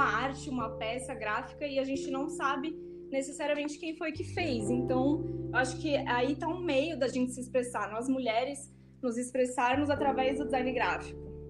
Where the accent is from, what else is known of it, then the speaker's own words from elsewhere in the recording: Brazil; Eu sou brasileira